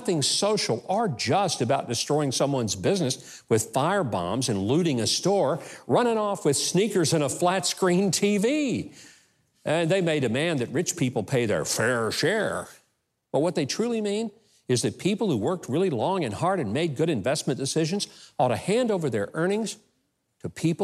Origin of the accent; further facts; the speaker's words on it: the South, United States; I grew up in the South